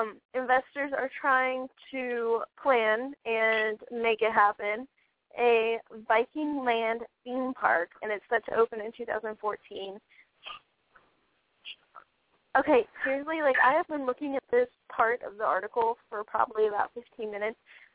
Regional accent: Orlando, Florida, United States; I grew up in Orlando

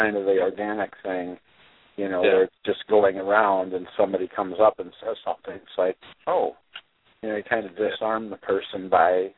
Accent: Midwest, United States; I come from the Midwest

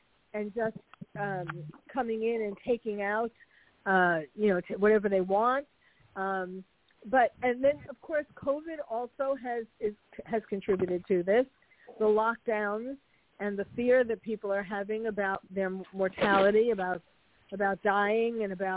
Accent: New York City, New York, United States; moved away as an adult; now in California, United States; I'm a New Yorker born and bred.

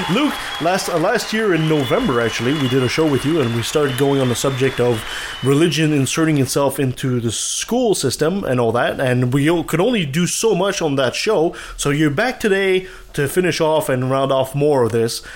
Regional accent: Canada; I'm a Canadian

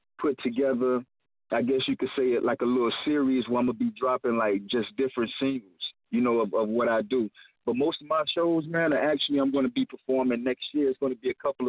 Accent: Jacksonville, Florida, United States; now in Rockford, United States; I'm from Florida, though, Duval County, you know? That southern hospitality

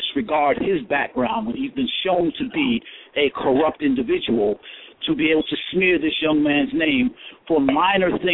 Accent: New York City, New York, United States; I'm from New York City

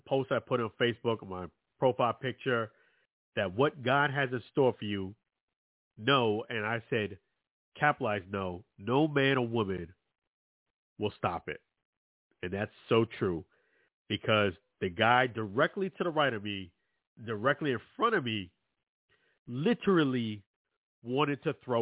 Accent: New York City, New York, United States; I'm from Brooklyn, New York.

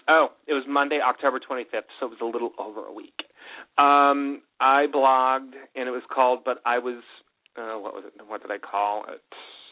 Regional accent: Los Angeles, California, United States; Well, I was born and raised in Los Angeles

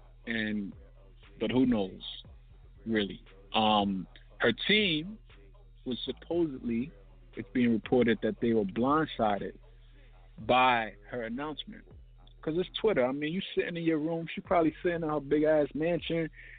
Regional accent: Brooklyn, New York, United States; Thankfully, I grew up in New York. I grew up in Brooklyn, so it wasn't none of that happening.

